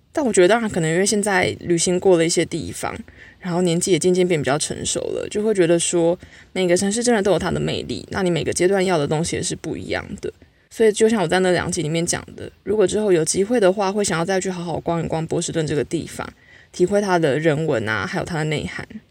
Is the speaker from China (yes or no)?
no; Taiwan; 就只有我一个台湾人